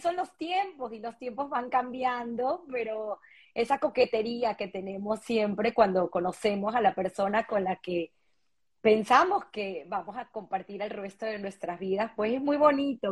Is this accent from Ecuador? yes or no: no; Venezuela; moved away; somos venezolanos